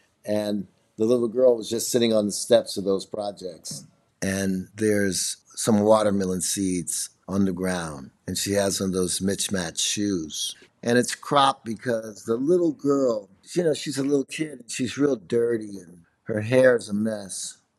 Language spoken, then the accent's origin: English; Chicago, Illinois, United States; I'm from Chicago, and I'm a multimedia artist.